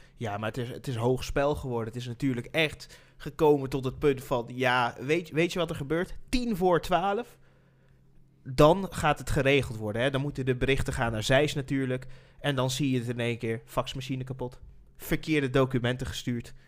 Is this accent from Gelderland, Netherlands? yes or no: yes; Nijmegen, Gelderland, Netherlands; We komen uit Nijmegen natuurlijk, dus zitten we in Nijmegen